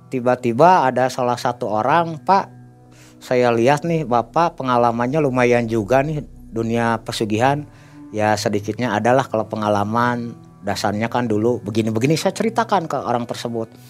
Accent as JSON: {"language": "Indonesian", "town": "Bandung", "region": "West Java", "country": "Indonesia", "said": "Saya bilang saya dari kota Bandung."}